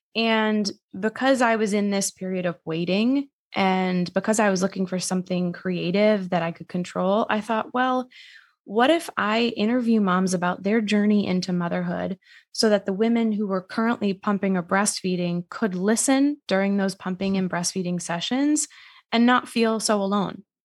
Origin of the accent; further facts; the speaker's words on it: Massachusetts, United States; moved away as an adult; now in New York City, United States; originally I'm from Massachusetts, but I live in New York City